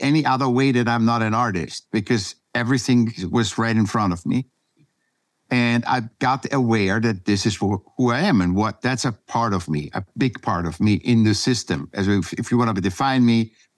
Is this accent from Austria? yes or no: yes; Vienna, Austria; now in California, United States; I was born in Vienna, Austria